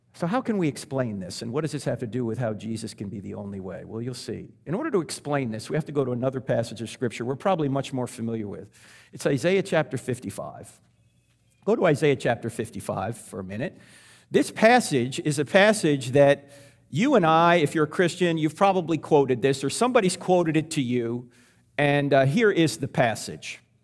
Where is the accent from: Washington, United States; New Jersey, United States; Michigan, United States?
New Jersey, United States; I was brought up in New Jersey, so I was Catholic